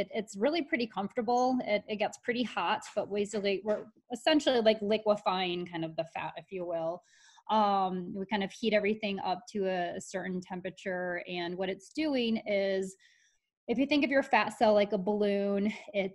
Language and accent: English; Michigan, United States; I grew up in Michigan, and all we did was go boating.